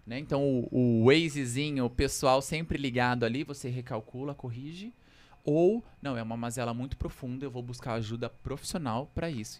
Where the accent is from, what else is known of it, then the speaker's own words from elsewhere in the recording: São Paulo, Brazil; Eu nasci na Vila Maria, aqui na Zona Norte, mas desde pequeno cresci no Capão Redondo